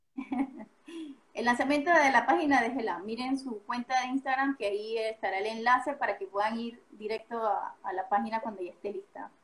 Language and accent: Spanish; Panama; moved away; Yo soy panameña